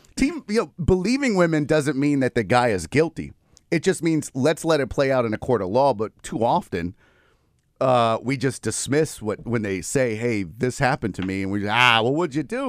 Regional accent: Houston, Texas, United States; born and raised in Houston

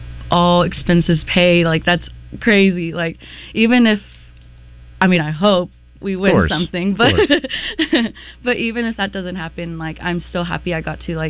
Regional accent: Springdale, Arkansas, United States; now in Little Rock, United States; I'm not from here, I'm from Springdale.

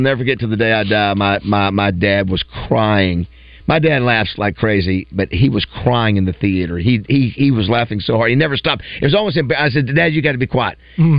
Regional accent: Florida, United States; born or raised there

